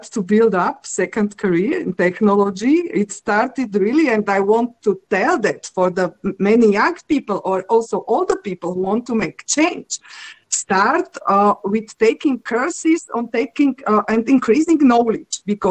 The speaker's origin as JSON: {"language": "English", "country": "Slovakia", "said": "I'm coming from Slovakia, and one part of my family is very artistic."}